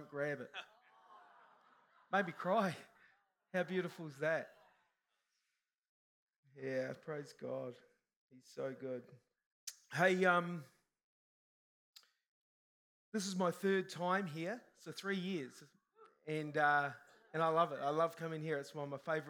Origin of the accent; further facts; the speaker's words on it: New Zealand; I'm a Kiwi, Kiwis are humble